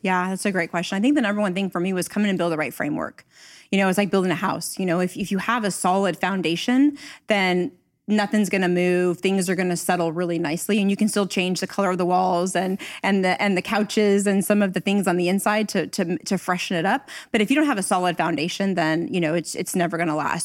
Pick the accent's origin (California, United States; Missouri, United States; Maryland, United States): California, United States; Northern; I'm actually from Northern California, so I started my career here